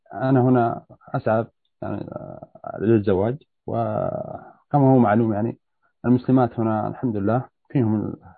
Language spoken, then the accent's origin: Arabic; Saudi Arabia; now in Toronto, Canada; انا من مواليد السعوديه